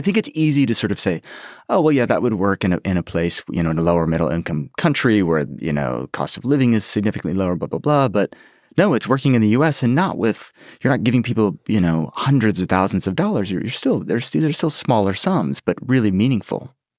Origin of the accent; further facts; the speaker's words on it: United States; as an American